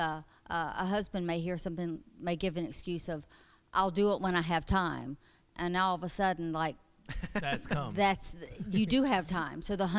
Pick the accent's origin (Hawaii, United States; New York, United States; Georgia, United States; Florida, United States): Georgia, United States; Atlanta; Born in Atlanta, Georgia, Crawford Long Hospital.